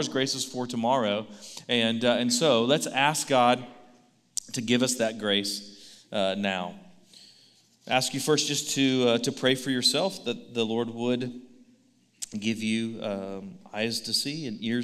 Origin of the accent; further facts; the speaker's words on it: Baytown, Texas, United States; Baytown, my hometown